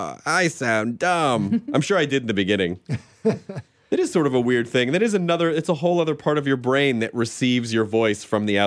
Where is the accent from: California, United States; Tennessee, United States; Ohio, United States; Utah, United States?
Tennessee, United States; Memphis; I'm from Memphis, mm-hmm. So I tease the Arkansas.